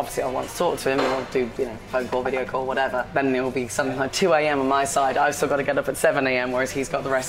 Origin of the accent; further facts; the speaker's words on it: West Midlands, United Kingdom; accent: Brummie; I grew up just south of Birmingham.